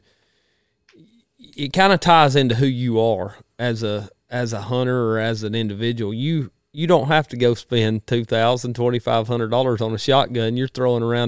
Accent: the South, United States; now in Georgia, United States; growing up in the South

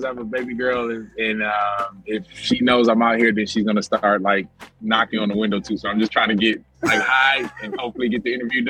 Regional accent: Detroit, Michigan, United States; Yeah, Detroit.

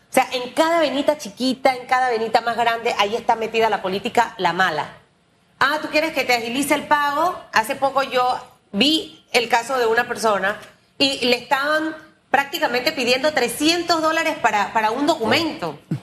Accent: Panama; como panameña

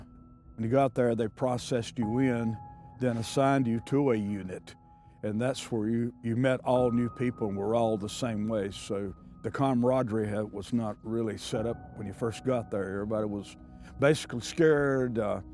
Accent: Angier, North Carolina, United States; I said, I'm from North Carolina.

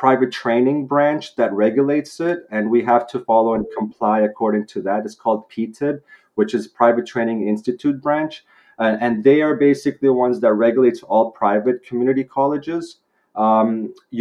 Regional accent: Vancouver, British Columbia, Canada; moved away as an adult; Growing up here, I'm in Canada, Vancouver, British Columbia. I grew up here. My education in high school was here

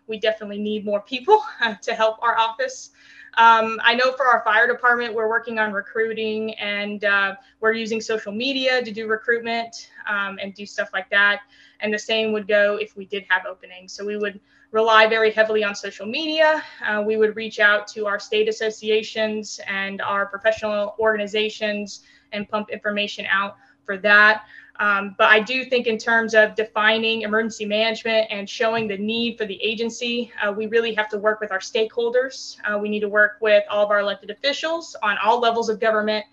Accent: New Mexico, United States; also born or lived in Texas; now in Maryland, United States; I grew up in New Mexico, so we didn't have any sports teams

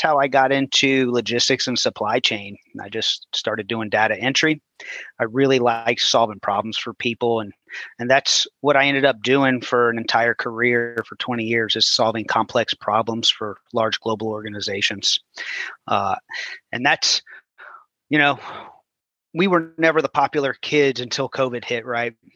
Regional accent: New Orleans, Louisiana, United States; moved away as an adult; also born or lived in Houston; I grew up in New Orleans, and in right. 2005, we got hit with Hurricane Katrina

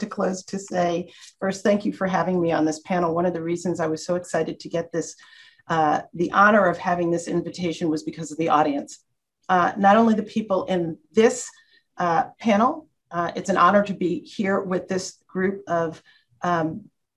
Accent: New York City, New York, United States; I come from the South Bronx, asthma alley.

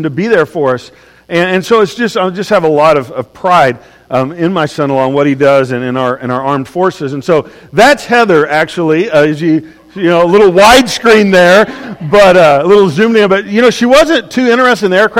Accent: Oklahoma, United States; I'm from Oklahoma.

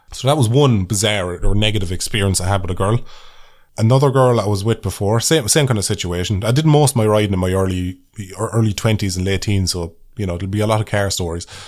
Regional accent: Ireland; as an Irish person

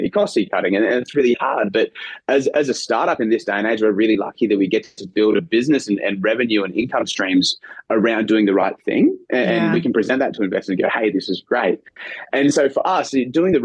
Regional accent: Brisbane, Queensland, Australia; moved away as an adult; now in United States; I'm a boy from Brisbane.

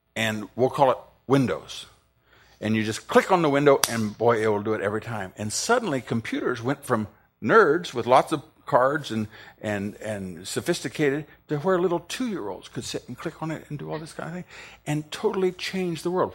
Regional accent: Ohio, United States; I'm from Ohio

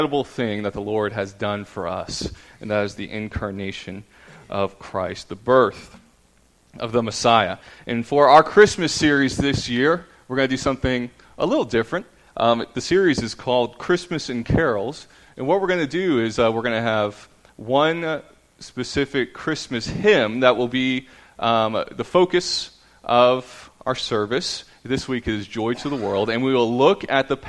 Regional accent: Tampa, Florida, United States; moved away; I'm from Tampa, Florida. I grew up as a fan of the Tampa Bay Buccaneers

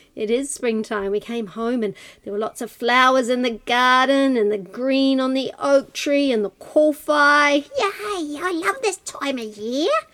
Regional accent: New Zealand; we're all from Aotearoa, New Zealand here tonight

